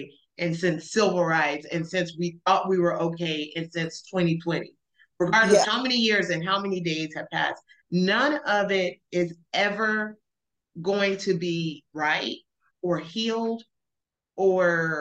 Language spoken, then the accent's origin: English; Alabama, United States; also born or lived in El Paso; now in Dallas, United States; growing up in Alabama, we went to Black church